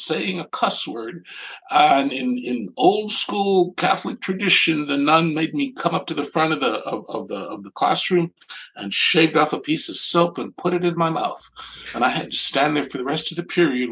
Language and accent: English; Panama; now in United States; I'm not from this country. I grew up in Panama.